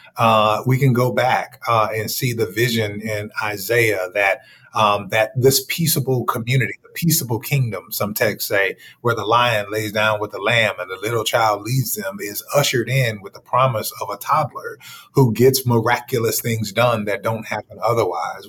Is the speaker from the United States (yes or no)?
yes; Dallas, Texas, United States; I grew up in Dallas, Texas